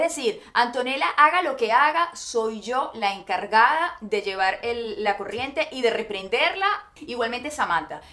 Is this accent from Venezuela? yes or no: yes; Venezuela; moved away as an adult; como decimos en Venezuela